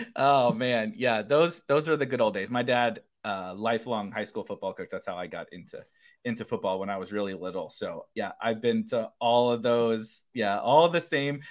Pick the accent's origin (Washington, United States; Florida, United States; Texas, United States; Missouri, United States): Missouri, United States; St. Louis; now in Illinois, United States; I say I'm from Saint Louis, but I live on the, on the suburbs of Illinois